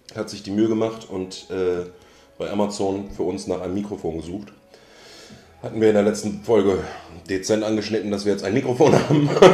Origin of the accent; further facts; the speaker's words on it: Münster, North Rhine-Westphalia, Germany; ich komme gebürtig und bin auch dort aufgewachsen aus Münster oder aus der Nähe von Münster